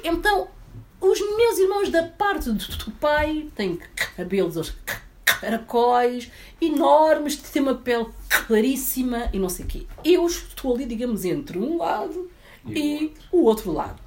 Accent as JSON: {"language": "Portuguese", "country": "Portugal", "tie": "born or raised there", "also_born_or_lived": "Guinea-Bissau / Barreiro, Portugal", "said": "eu estava cá desde os meus oito anos"}